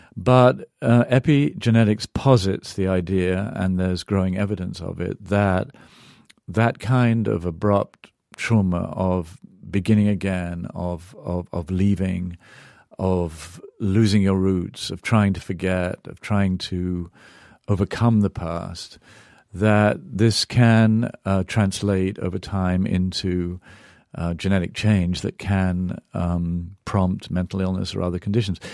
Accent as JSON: {"language": "English", "region": "England", "country": "United Kingdom", "tie": "born or raised there", "moved": "yes", "lives_now": "United States", "said": "I grew up in England, now I'm an American"}